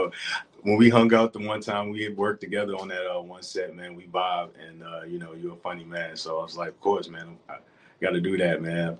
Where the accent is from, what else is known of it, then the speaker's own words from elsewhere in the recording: Chicago, Illinois, United States; now in Los Angeles, United States; I'm from Chicago, Illinois. Stay out here in LA, and I'm an actor.